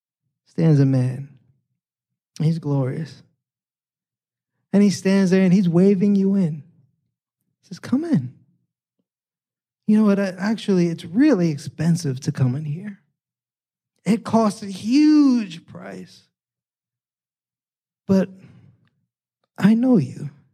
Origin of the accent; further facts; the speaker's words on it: New York City, New York, United States; now in San Diego, United States; New York City, I grew up in New York